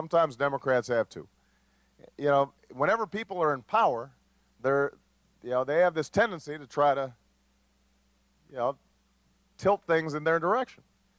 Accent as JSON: {"language": "English", "town": "Chicago", "region": "Illinois", "country": "United States", "said": "But look, I come from Chicago."}